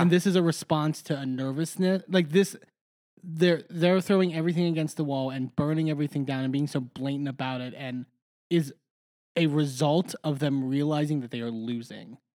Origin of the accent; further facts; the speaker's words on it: Texas, United States; moved away as an adult; now in Pittsburgh, United States; I grew up in Texas since I was four years old